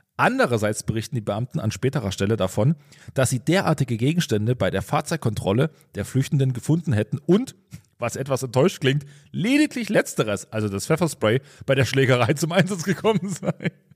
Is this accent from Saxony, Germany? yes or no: yes; Pulsnitz, Saxony, Germany; also born or lived in Großröhrsdorf; ich komme aus Pulsnitz, da ist es Großröhrsdorf